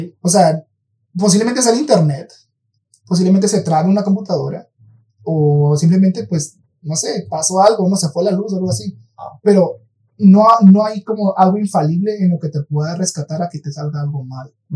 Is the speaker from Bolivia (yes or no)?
no; Mexico; somos mexicanos, para los que nos escuchan aquí en México